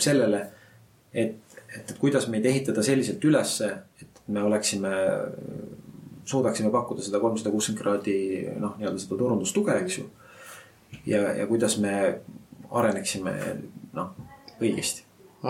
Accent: Rakvere, Lääne-Viru County, Estonia; ma olen ise Rakverest pärit

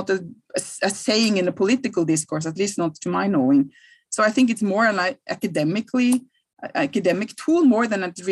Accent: Norway; I'm from Norway, I'm from Scandinavia, from Northern Europe

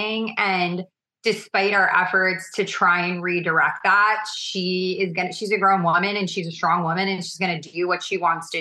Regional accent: New York, United States; I'm a New Yorker

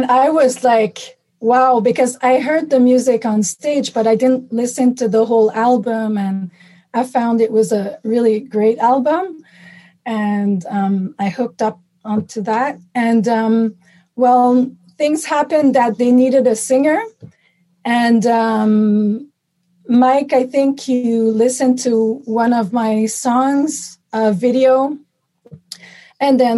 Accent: Montreal, Quebec, Canada; moved away as an adult; now in Toronto, Canada; I'm from Montreal, and I moved to Toronto permanently.

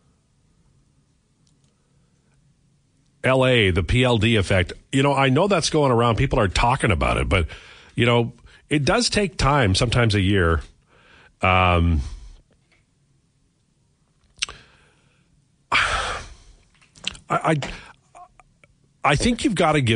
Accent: Saskatchewan, Canada; I grew up in Saskatchewan

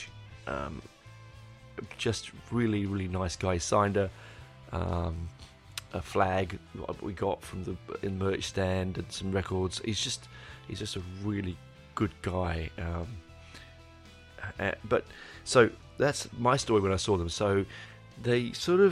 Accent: England, United Kingdom; I'm 11 and I'm from England.

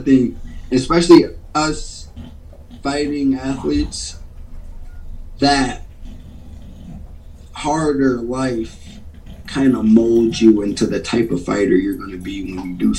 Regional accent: Beloit, Wisconsin, United States; also born or lived in New Orleans / Houston, Mississippi; I was born in Beloit, Wisconsin, and I'm not sure how long we were there, but when I was real young, we moved to New Orleans, and then, you know, Hurricane Katrina, 05, so we evacuated, moved to Houston, Mississippi, then bang, back to Wisco.

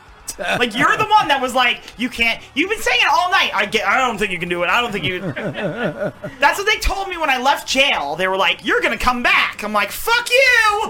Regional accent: California, United States; Don't you know that I'm from California?

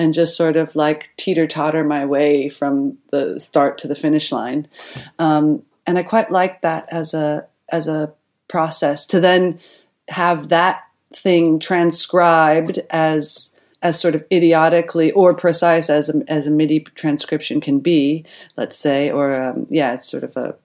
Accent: Centerport, New York, United States; now in Berlin, Germany; I grew up in Centerport, Long Island. That's in New York

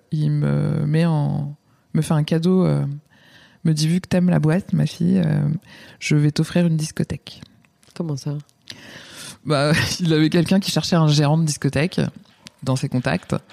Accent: Yonne, Bourgogne-Franche-Comté, France; also born or lived in Lyon; provinciale et fière de l'être. Euh, je viens d'un petit village de 1500 habitants mmh. dans Lyon.

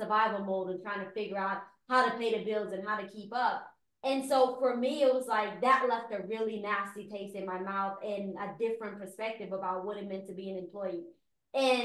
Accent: Guyana; now in United States; I am an immigrant. I was born in Guyana. Growing up there, my parents owned their own business

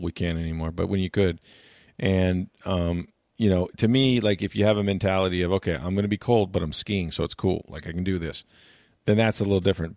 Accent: Florida, United States; growing up in Florida, like you take the good with the bad

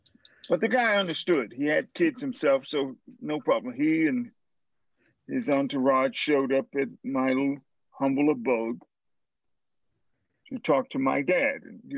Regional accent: Greenville, Mississippi, United States; I went to Coleman High School in Greenville, Mississippi.

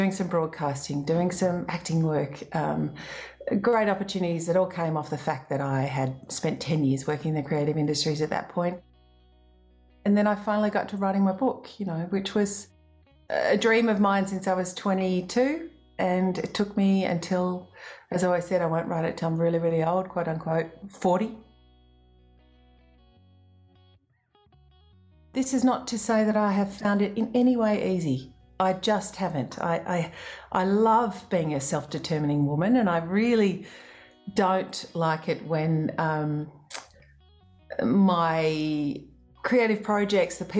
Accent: Australia; as an Australian musician

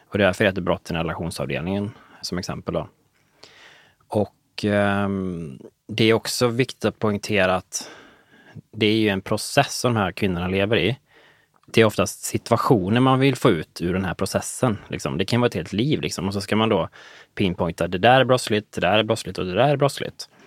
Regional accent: Nynäshamn, Stockholm County, Sweden; moved away as an adult; also born or lived in Umeå; Så det var liksom 100 mil från Nynäshamn, ja. där jag kommer ifrån.

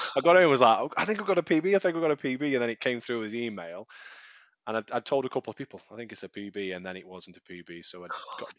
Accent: Leek, West Midlands, United Kingdom; now in Stoke-on-Trent, United Kingdom; I do live in Stoke-on-Trent, but I'm not originally from Stoke-on-Trent. I'm originally from a little town outside of Stoke-on-Trent in Staffordshire. So Leek.

